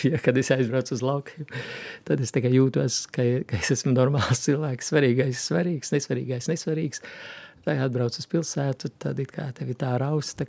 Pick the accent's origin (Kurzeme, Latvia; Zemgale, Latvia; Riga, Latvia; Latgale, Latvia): Latgale, Latvia; southern Rēzekne district, near Viļāni; moved away; es esmu nācis no Latgales, no Rēzeknes apriņķa dienvidu maliņas, tā pie Viļāniem tuvāk tur. Visā tajā bērnībā tautas muzicēšana bija ļoti dzīva